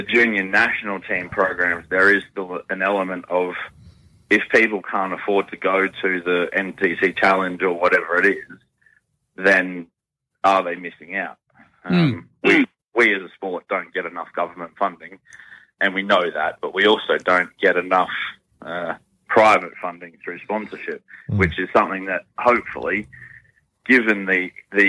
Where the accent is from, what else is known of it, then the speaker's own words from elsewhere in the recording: Brisbane, Queensland, Australia; also born or lived in Western Australia; now in Perth, Australia; I'm from Brisbane